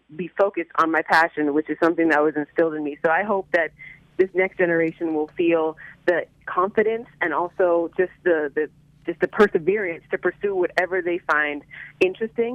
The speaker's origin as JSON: {"language": "English", "town": "Miami", "region": "Florida", "country": "United States", "tie": "born or raised there", "said": "I grew up in Miami, Florida. I'm a South Florida baby. This has been home since day one"}